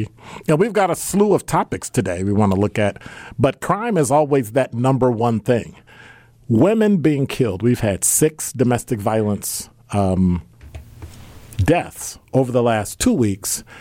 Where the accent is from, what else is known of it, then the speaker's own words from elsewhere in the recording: Chicago, Illinois, United States; now in Milwaukee, United States; I'm from Chicago